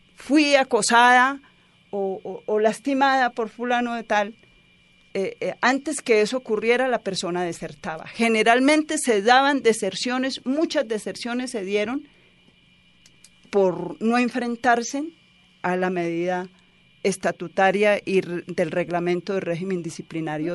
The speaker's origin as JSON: {"language": "Spanish", "town": "Santa Rosa de Osos", "region": "Antioquia", "country": "Colombia", "said": "Yo soy de Santa Rosa de Osos"}